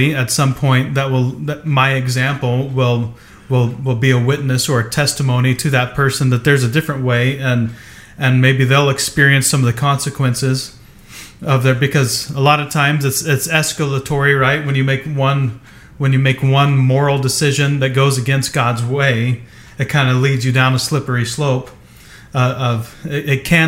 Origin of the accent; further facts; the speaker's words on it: southeast Ohio, United States; now in West Coast, United States; I grew up in the Midwest, central, you know, southeast Ohio